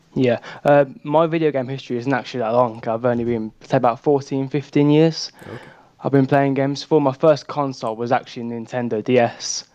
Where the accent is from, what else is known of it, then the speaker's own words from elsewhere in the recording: Birmingham, West Midlands, United Kingdom; I'm from Birmingham in the UK